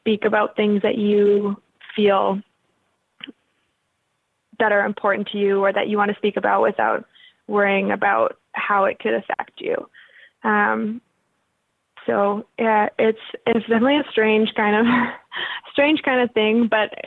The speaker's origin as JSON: {"language": "English", "town": "Regina", "region": "Saskatchewan", "country": "Canada", "tie": "born or raised there", "also_born_or_lived": "Winnipeg, Manitoba", "said": "I moved from Winnipeg to Regina. In that scenario, I was six and I hated my life when I moved to Regina."}